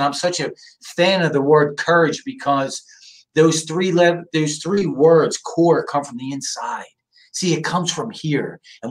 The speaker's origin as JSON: {"language": "English", "region": "New Jersey", "country": "United States", "tie": "born or raised there", "moved": "as an adult", "lives_now": "San Diego, United States", "said": "I grew up on the East Coast, Jersey. My family's from South Philly. And I grew up in a very, very masculine, macho world"}